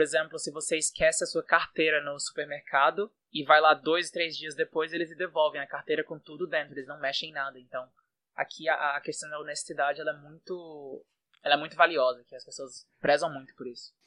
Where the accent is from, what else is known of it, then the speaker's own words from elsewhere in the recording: Fortaleza, Ceará, Brazil; first language Portuguese; moved away as an adult; now in Istanbul, Turkey; eu sou do, do Ceará, sou de Fortaleza. E já moro fora do Brasil há mais ou menos quatro anos.